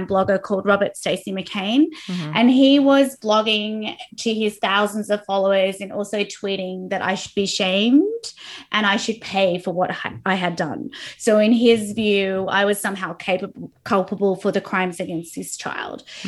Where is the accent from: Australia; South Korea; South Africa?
Australia; I'm Australian